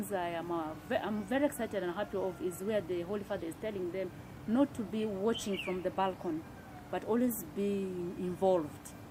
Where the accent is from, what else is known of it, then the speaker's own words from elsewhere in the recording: Gulu Ecclesiastical Province, Northern Region, Uganda; I come from the Gulu Ecclesiastical Province, of which Nebbi is one of the dioceses